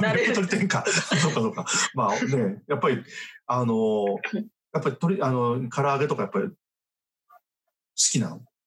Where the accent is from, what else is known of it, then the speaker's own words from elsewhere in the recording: Japan; 私たち日本人